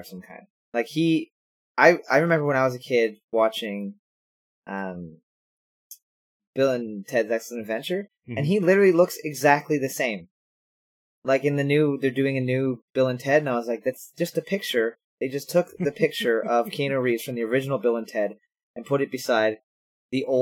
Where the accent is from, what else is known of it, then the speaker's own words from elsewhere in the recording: Ontario, Canada; we're Canadian. And they actually film it around my town, another city like next door to us called Sudbury